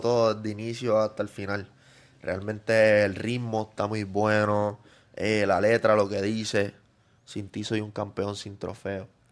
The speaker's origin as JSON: {"language": "Spanish", "town": "Yabucoa", "country": "Puerto Rico", "tie": "born or raised there", "said": "Yo empecé en mi pueblito humilde en Yabucoa, allá en el campo"}